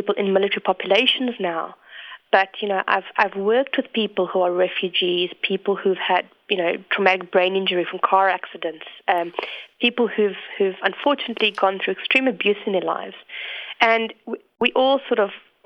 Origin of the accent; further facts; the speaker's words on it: South Africa; moved away as an adult; also born or lived in England; I'm originally from South Africa, as you can hear from my accent, I'm quite Canadian.